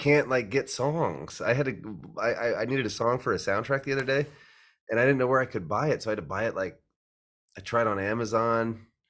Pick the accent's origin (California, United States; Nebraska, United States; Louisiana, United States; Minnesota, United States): Nebraska, United States; Omaha; I grew up in Omaha, Nebraska